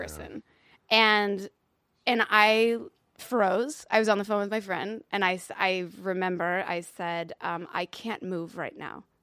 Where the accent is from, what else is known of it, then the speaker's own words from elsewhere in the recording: Louisville, Kentucky, United States; I'm from Louisville, Kentucky